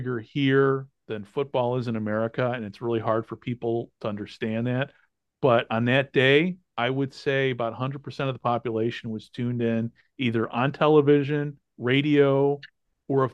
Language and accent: English; United States; now in Japan; I'm an American